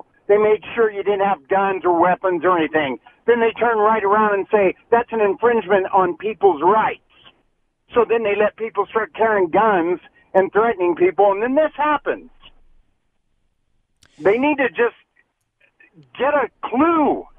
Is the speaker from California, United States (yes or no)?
yes; Ventura, California, United States; now in Utah, United States; I grew up in Ventura, California. My parents live out there.